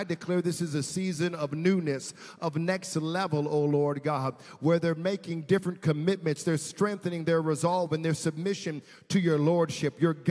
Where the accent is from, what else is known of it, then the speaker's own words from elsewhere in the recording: Richmond, Virginia, United States; It's from my hometown, Richmond, Virginia.